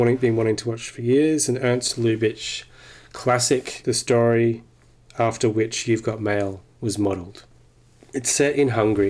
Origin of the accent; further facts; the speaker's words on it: Australia; Oh, no, I'm Australian, sorry.